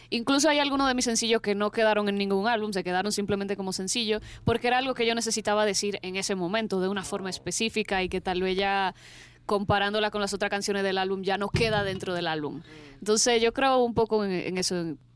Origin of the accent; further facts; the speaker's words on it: Dominican Republic; yo primero soy de República Dominicana, que siempre me preguntan mm, el acento como que no mucha gente lo reconoce.